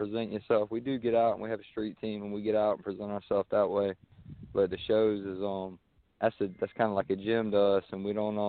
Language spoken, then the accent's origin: English; South Carolina, United States; the way we grew up around here in South Carolina.